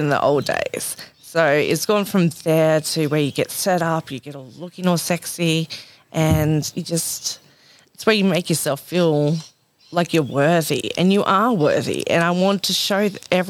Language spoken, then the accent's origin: English; Dubbo, New South Wales, Australia; moved away as an adult; now in Nambucca Valley, Australia; I'm from Dubbo. I've done the whole sea change